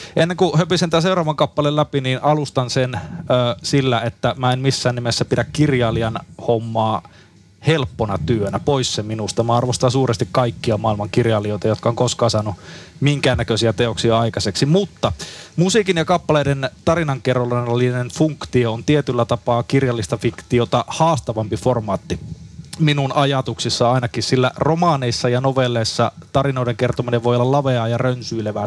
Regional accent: Haapavesi, North Ostrobothnia, Finland; synnyinkaupunkini Haapaveden kirjastossa

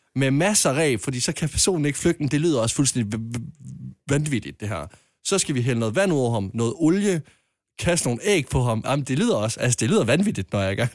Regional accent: Jutland, Denmark; hjemme i Jylland, der går vi mere op i jysk hygge

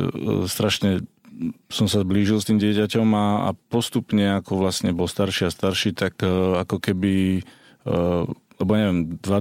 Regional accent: Slovakia; spoločné Vianoce doma na Slovensku, keďže som rozlietaný 20 rokov.

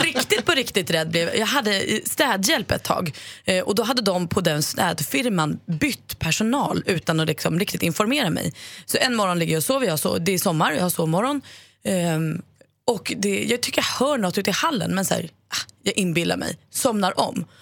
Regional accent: Stockholm, Stockholm County, Sweden; som stockholmare

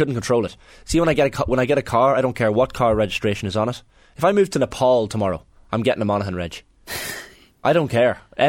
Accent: Newry, Northern Ireland, United Kingdom; born there; Yeah, but I was born in Daisy Hill Hospital in Newry, right?

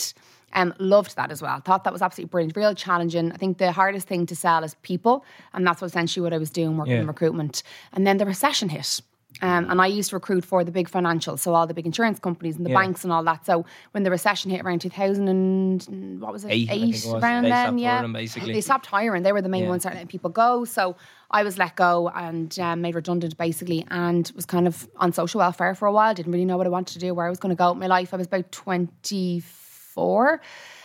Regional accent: Skerries, County Dublin, Ireland; I'm from Skerries, North County, Dublin

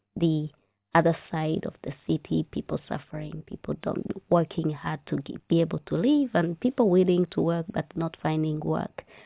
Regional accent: Rwanda; moved away as an adult; now in Ireland; my home country. So we call Rwanda a country of a thousand hills

